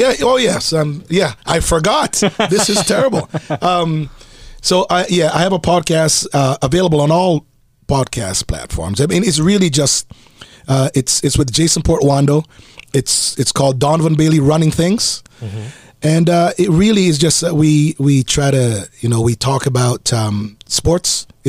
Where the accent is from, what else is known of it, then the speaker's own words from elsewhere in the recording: Jamaica; No, I'm Jamaican, man.